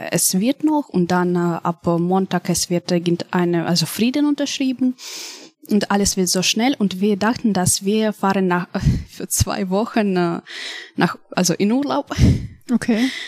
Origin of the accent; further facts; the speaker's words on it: Kharkiv, Kharkiv Oblast, Ukraine; German is a second language; moved away; Wir haben Tickets gebucht für einen Bus aus Kharkiv meine Heimatstadt, mhm. nach ähm, Krakow, also nach Polen.